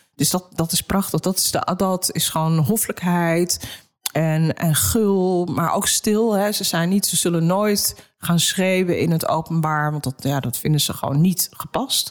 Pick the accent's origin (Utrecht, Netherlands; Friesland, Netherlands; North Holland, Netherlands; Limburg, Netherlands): North Holland, Netherlands; Amsterdam; Ik ben in Amsterdam geboren.